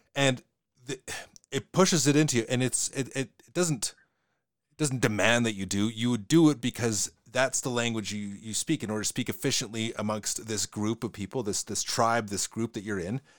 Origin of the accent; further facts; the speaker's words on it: Western Canada, Canada; accent: Western Canadian; my accent that I have is a Western Canadian accent